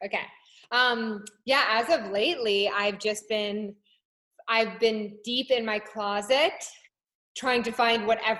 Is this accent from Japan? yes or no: yes; Japan; also born or lived in London / Hong Kong; so I was born in London and then grew up in Japan and then later Hong Kong.